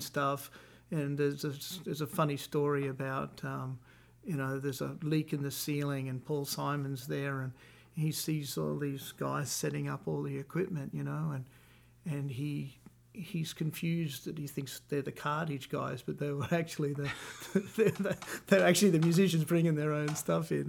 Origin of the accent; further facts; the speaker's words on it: Australia; moved away as an adult; now in Nashville, United States; I'm Australian, so we're both Commonwealth country people living in Nashville, Tennessee